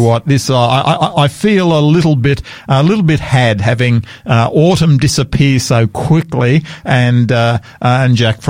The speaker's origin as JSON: {"language": "English", "town": "Sydney", "region": "New South Wales", "country": "Australia", "tie": "born or raised there", "also_born_or_lived": "Queensland", "lives_now": "South Australia, Australia", "said": "I love the Sydney beaches. I grew up on the Sydney beaches. Love that part of the world."}